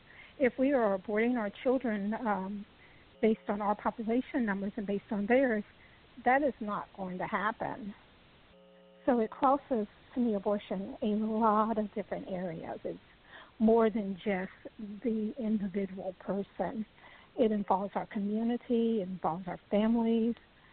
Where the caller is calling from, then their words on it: United States; I am calling from Washington, and I am pro-life